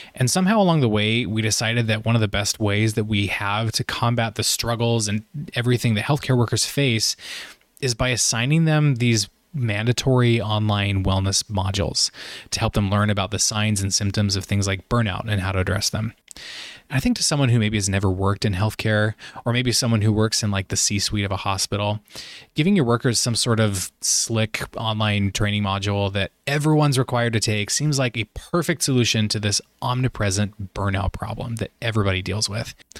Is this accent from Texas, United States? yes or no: no; Idaho, United States; moved away as an adult; also born or lived in Utah / Virginia; I'm originally from Idaho, so the Pacific Northwest.